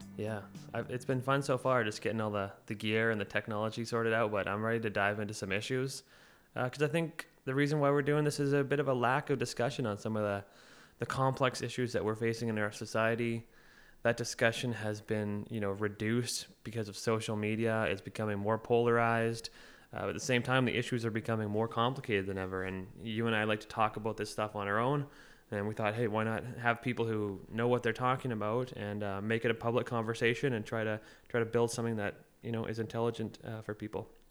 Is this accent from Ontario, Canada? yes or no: no; Oliver, British Columbia, Canada; now in Victoria, Canada; I grew up in Oliver and Osoyoos in between the two towns.